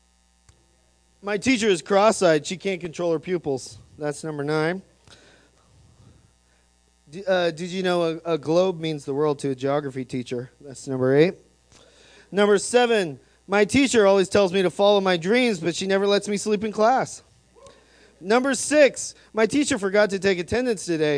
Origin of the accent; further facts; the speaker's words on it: Idaho, United States; I'm from, born and raised in Idaho